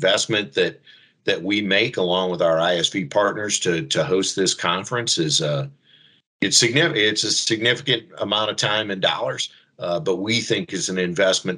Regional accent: South Bend, Indiana, United States; I grew up in South Bend my whole life, just as Steve did.

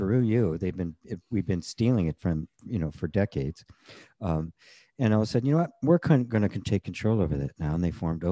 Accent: United States; I grew up in the United States at the time in the 50s and into the 60s

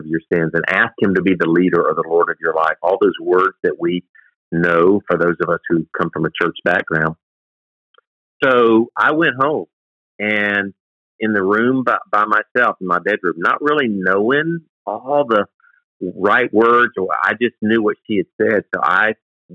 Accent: South Carolina, United States; I was born and raised in South Carolina

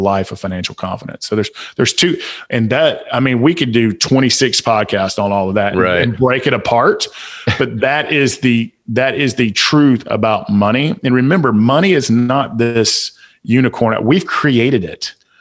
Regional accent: Atlanta, Georgia, United States; accent: Southern; I'm from Southside Atlanta

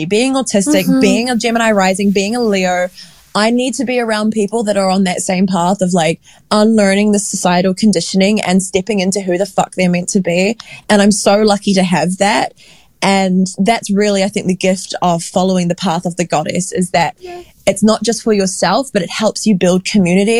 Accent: Dunedin, Otago, New Zealand; I grew up in Utipoti, Dunedin, which is this very small town

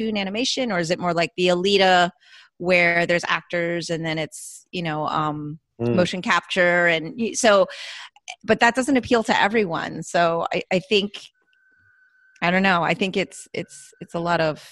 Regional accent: Florida, United States; I'm from Florida

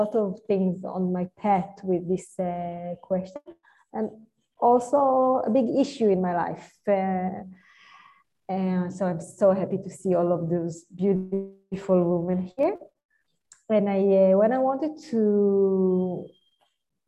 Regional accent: Israel; I'm from Israel.

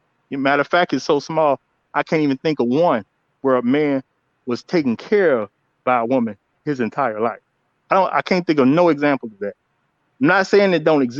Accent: Chicago, Illinois, United States; I'm from Chicago

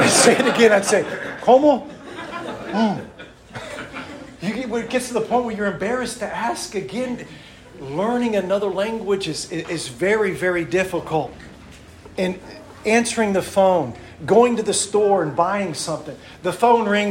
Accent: Washington, District of Columbia, United States; moved away; also born or lived in Arkansas; I'm from Washington, D.C.

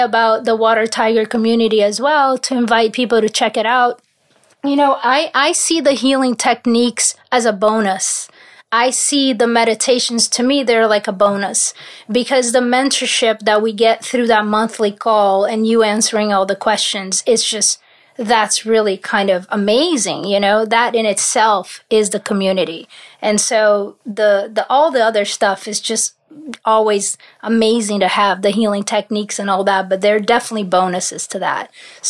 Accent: Paris, Île-de-France, France; My father is from Paris. I have family in Paris. So I grew up in Paris a lot.

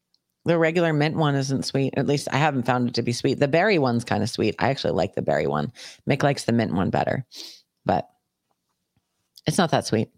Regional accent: New York, United States; I grew up in New York.

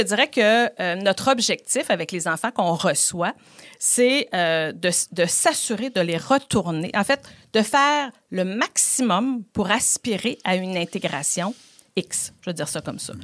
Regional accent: Quebec City, Quebec, Canada; je suis originaire de Beauport

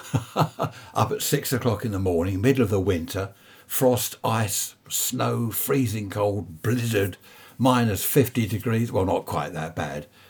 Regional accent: United Kingdom; being British, that's all we talk about is the weather

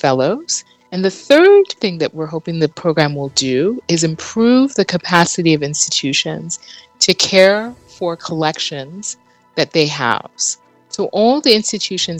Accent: Nigeria; moved away; also born or lived in United States; I grew up in Nigeria, and it wasn't until I left Nigeria in the 80s that I was able to enroll in a course on African history

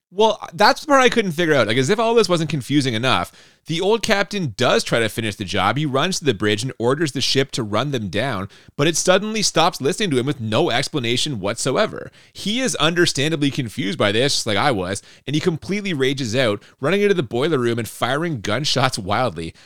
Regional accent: Canada; we're Canadian

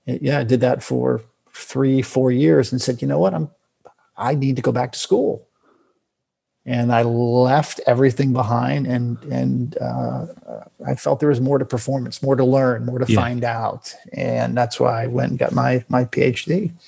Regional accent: Florida, United States; moved away; also born or lived in California; I grew up in Florida, most of my, and then left here, lived most of my life though in California and then moved back to Florida just, in 2018.

